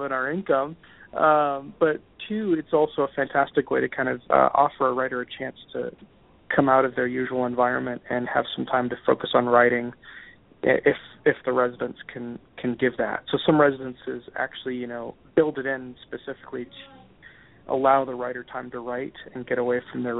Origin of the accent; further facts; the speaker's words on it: Grenada; moved away; Barbados is not too far away from where I grew up in Grenada.